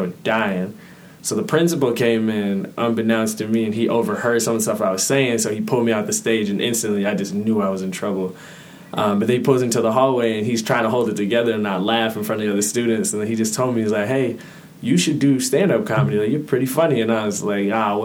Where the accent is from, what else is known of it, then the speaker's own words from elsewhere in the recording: Rochester, United States; also born or lived in Minneapolis, Minnesota; I was originally from Minneapolis, but I've lived in Rochester since I was about 6 years old.